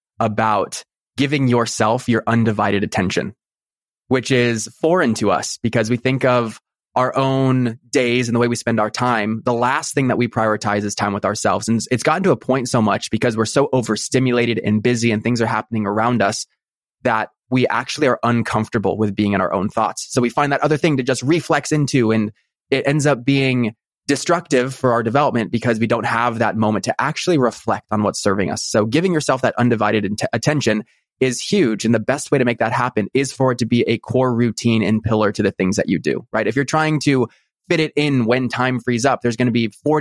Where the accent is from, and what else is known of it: Newport Beach, California, United States; born or raised there